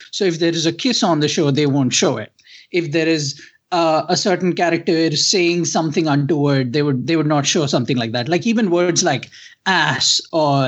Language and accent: English; India; growing up in India